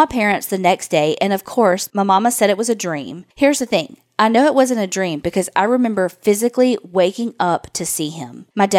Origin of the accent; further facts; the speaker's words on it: Texas, United States; accent: country; now in Indiana, United States; Y'all mentioned my country accent during my Sinister Sightings opening. Well, I grew up in Texas, even though I'm in Indiana now, and my family is from Big Stone Gap, Virginia.